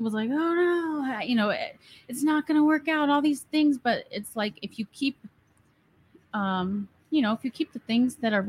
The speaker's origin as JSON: {"language": "English", "region": "Colorado", "country": "United States", "moved": "yes", "said": "I'm from Colorado and my family's here"}